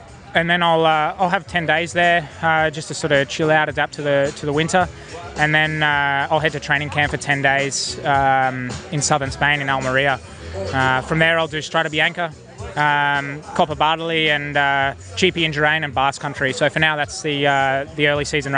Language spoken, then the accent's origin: English; Australia